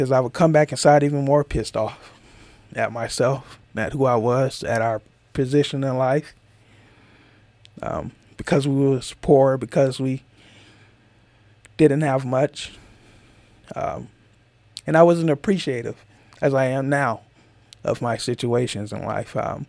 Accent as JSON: {"language": "English", "region": "Georgia", "country": "United States", "said": "From where I come from, I'm from Georgia, so that's a whole different place where most people who are probably listening to this is from. A whole nother part of the United States."}